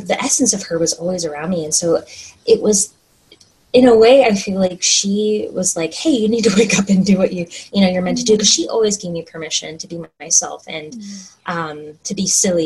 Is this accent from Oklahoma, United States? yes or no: yes; Oklahoma, United States; moved away as an adult; now in Washington State, United States; I grew up in Oklahoma